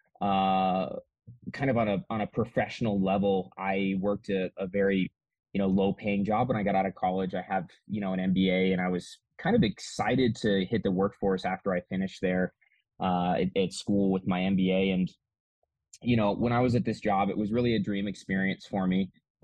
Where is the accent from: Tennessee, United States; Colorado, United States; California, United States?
Colorado, United States; Manitou Springs; It's actually my hometown where I grew up. I grew up here in Colorado